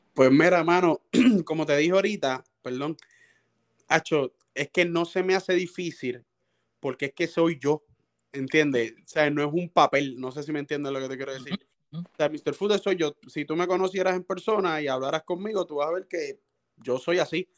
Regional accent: Cataño, Puerto Rico; now in Guaynabo, Puerto Rico; mis negocios son en Cataño también, yo vivo cerca, vivo en Guaynabo, pero vivo ahí cerca en Cataño también, ese es mi pueblo.

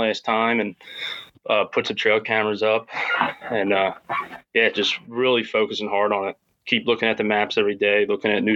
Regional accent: Philadelphia area, Pennsylvania, United States; we're from the Philadelphia area

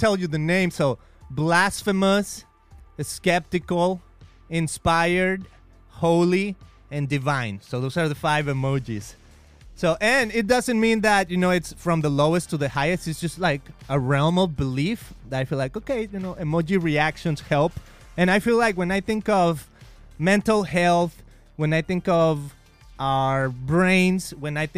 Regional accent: Mexico; accent: Spanish; English is a second language; now in United States; I am a proud Mexican

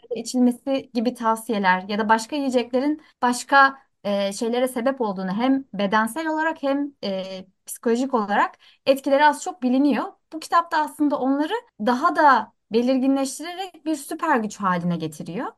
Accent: Antakya, Hatay, Turkey; now in Istanbul, Turkey; E, ve ben orada doğdum büyüdüm.

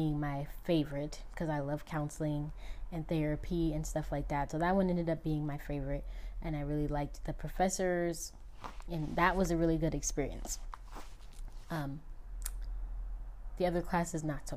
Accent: United States; I am American.

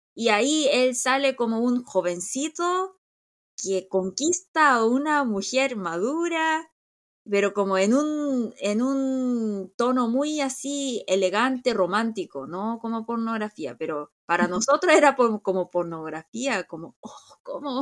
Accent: South Korea; nosotros somos muy coreanos, coreanos somos muy coreanos

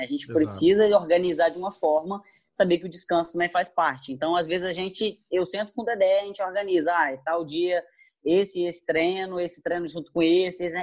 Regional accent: Muriaé, Minas Gerais, Brazil; moved away as an adult; also born or lived in Rio de Janeiro; Eu sou de Murié, Minas Gerais, uma cidade é. pequenina

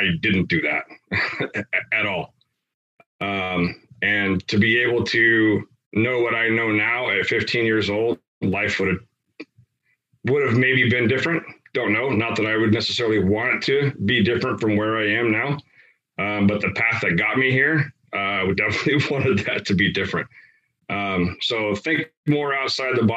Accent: United States; where I grew up in the Tri-Cities

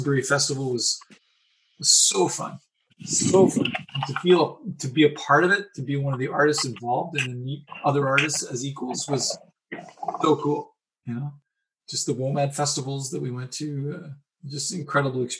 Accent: Ontario, Canada; this little kid who grew up in the suburbs

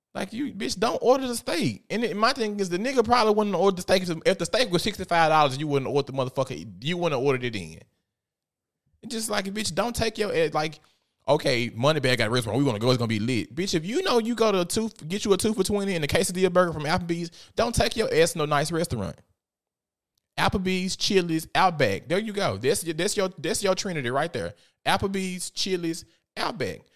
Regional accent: Memphis, Tennessee, United States; I am from South Memphis, Tennessee

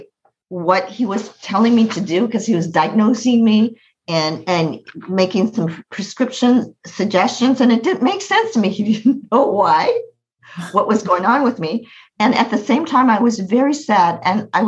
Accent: United States; I was born in America. I was born in America.

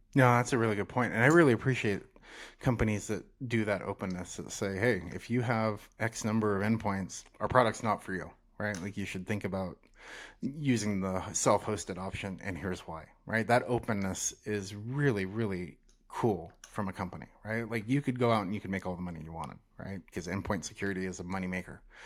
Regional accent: North Idaho, United States; now in Salt Lake City, United States; I grew up in North Idaho

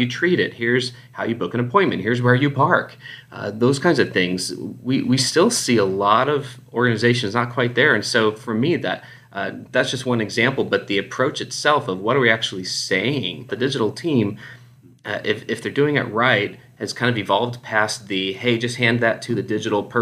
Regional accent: Houston, Texas, United States; accent: Texas; moved away as an adult; also born or lived in Dallas, Texas; now in Phoenix, United States; Spent all my formidable years growing up in the Houston area, and I'd been out in the Dallas area for about 8 years, but I'm currently in Phoenix, Arizona.

